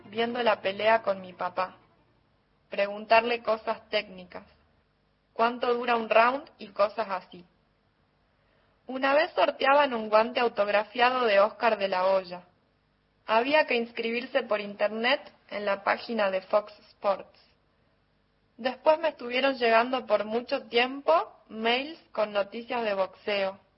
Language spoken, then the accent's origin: Spanish; Jujuy, Argentina; de Jujuy.